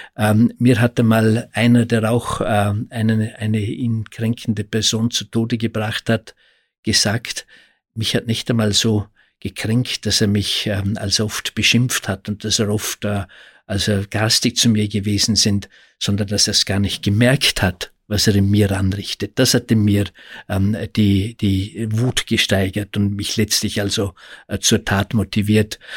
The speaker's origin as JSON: {"language": "German", "country": "Austria", "said": "bei uns in Österreich"}